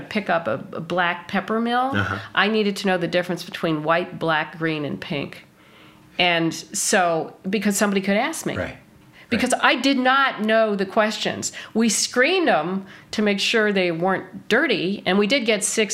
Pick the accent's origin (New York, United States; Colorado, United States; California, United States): New York, United States; New York City; also born or lived in Michigan; I grew up in New York City